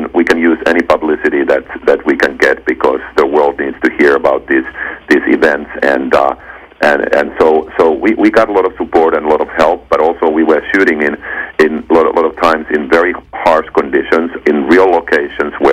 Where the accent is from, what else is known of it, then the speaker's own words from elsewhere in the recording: Finland; moved away as an adult; I come from Finland